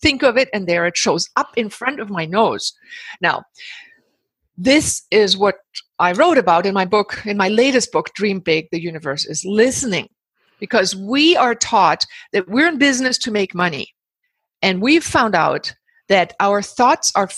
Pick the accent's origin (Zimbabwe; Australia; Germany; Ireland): Germany; moved away as an adult; also born or lived in Himalayas / Pacific Northwest, United States; now in Bali, Indonesia; I was born in the Himalayas to German parents, grew up in Germany